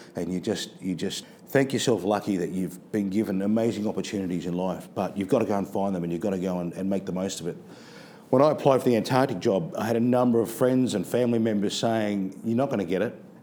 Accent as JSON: {"language": "English", "town": "Adelaide", "region": "South Australia", "country": "Australia", "tie": "born or raised there", "also_born_or_lived": "Northern Territory", "moved": "as an adult", "said": "Adelaide, my hometown"}